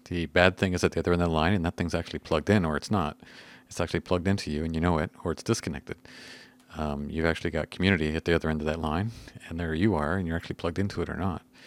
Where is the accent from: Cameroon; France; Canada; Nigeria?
Canada; we're Canadian-y.